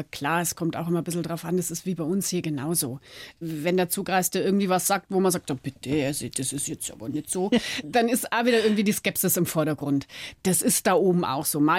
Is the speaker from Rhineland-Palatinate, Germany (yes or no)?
no; Munich, Bavaria, Germany; now in Hallig, Germany; Die Hallig ist mittlerweile mein Zuhause, München bleibt immer meine Heimat.